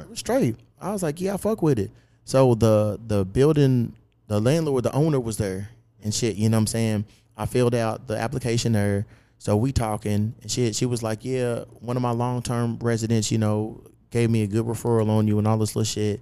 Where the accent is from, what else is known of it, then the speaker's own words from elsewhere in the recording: Louisville, Kentucky, United States; my hometown, Louisville, Kentucky